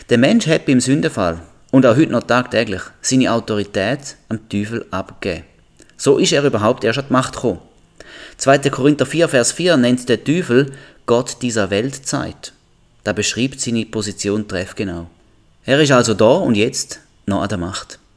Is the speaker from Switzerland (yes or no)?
yes; Switzerland; Als Schweizer lebe ich im Reich der Schweiz, wenn man da überhaupt so kann sagen.